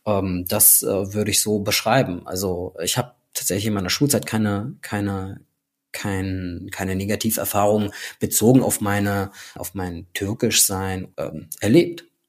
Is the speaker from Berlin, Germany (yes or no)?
no; Hamburg, Germany; also born or lived in Frankfurt; Ich bin in Hamburg-Altona geboren, bin hier in den Kindergarten gegangen, ich bin hier in die Grundschule gegangen